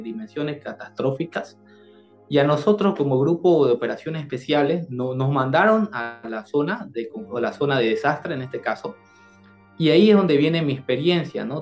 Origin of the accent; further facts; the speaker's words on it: Bolivia; also born or lived in Santa Cruz de la Sierra; en el año 2019, en mi país, en Bolivia